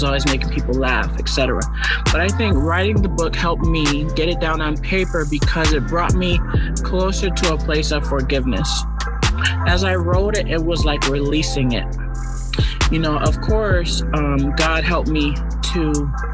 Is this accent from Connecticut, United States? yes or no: yes; Hartford, Connecticut, United States; Born and raised in Connecticut, only child.